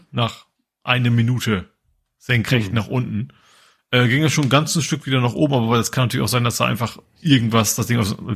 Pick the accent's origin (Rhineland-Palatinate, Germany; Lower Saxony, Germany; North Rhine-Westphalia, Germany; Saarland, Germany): Lower Saxony, Germany; Lohne; Ja, mit Herz steht bei, Lohne auch, also wo ich herkomme.